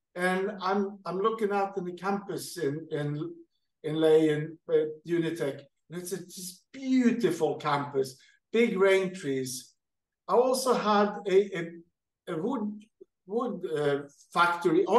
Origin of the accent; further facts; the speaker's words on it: Sweden; moved away as an adult; also born or lived in Qatar; now in Kenya; I'm hacking along in Sweden, where I'm native from Sweden